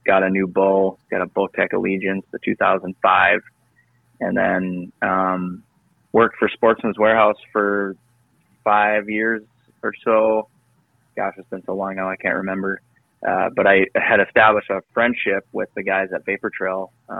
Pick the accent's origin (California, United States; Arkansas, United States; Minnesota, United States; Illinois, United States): Minnesota, United States; also born or lived in Duluth; I grew up in Northwest Minnesota. Went to school and on the other side of the state in Duluth, right off of Lake Superior.